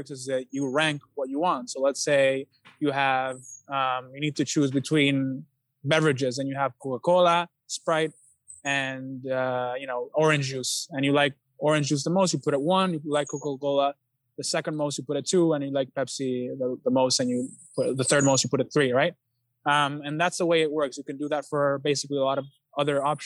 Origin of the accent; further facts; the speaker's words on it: San Juan, Puerto Rico; also born or lived in Toa Baja, Puerto Rico; I was born in Santurce, Puerto Rico, but my family lives in Toa Baja.